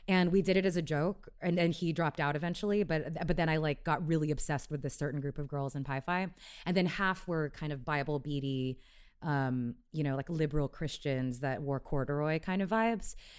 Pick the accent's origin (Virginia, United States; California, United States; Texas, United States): Texas, United States; Houston; moved away as an adult; I grew up in Houston